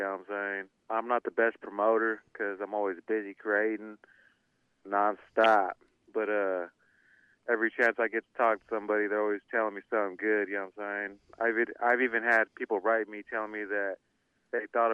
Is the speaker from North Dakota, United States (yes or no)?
no; Sacramento, California, United States; also born or lived in San Jose, California; I was born in San Jose, but I grew up in Sacramento